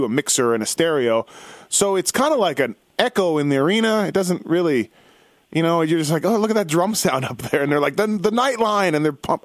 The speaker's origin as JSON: {"language": "English", "country": "Canada", "said": "I'm from Canada"}